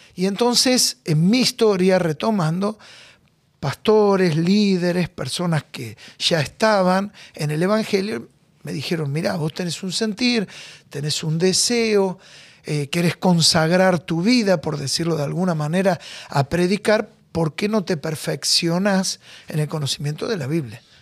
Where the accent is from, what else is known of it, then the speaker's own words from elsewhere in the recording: Buenos Aires, Argentina; Yo nací en Magallanes, a dos cuadras de Caminito. Ahí bien, bien el corazón de la boca